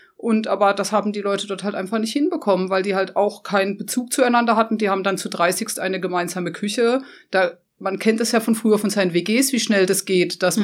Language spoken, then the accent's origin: German; Black Forest, near Holzbachtal, Baden-Württemberg, Germany; dass es meine Heimat war. Also ich kannte jedes Eck dort. Also ich komme zwar von ungefähr zwölf Kilometern entfernt